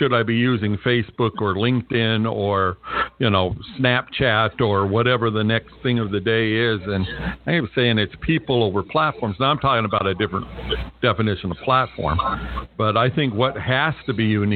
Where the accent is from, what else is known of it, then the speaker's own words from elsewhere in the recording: California, United States; now in Las Vegas, United States; I grew up in California. I live in Las Vegas right now